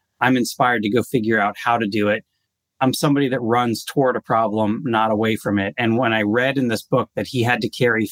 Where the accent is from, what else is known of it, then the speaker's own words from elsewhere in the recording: United States; also born or lived in Israel; I grew up here in the U.S.